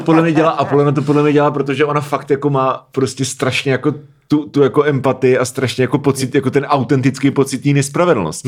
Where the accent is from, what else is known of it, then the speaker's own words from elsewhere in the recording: Prague, Czechia; jsem prostě z Prahy